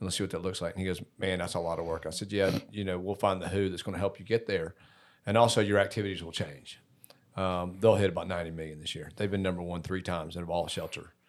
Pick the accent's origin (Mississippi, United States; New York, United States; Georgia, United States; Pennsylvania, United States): Georgia, United States; Decatur; I grew up in Decatur as well